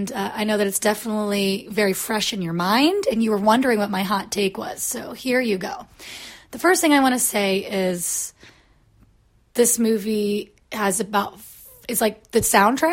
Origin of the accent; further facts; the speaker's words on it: United States; moved away; also born or lived in Florida / Kansas; I grew up in Florida and in Kansas, both places very rich in y'all culture